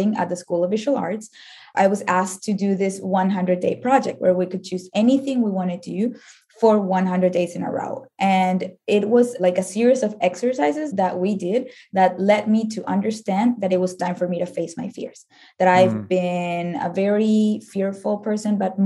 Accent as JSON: {"language": "English", "country": "Venezuela", "moved": "as an adult", "lives_now": "United States", "said": "I am from Venezuela"}